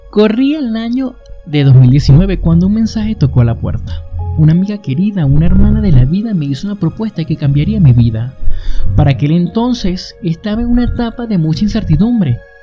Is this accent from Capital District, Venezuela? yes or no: no; Barquisimeto, Lara, Venezuela; moved away as an adult; mi ciudad natal Barquisimeto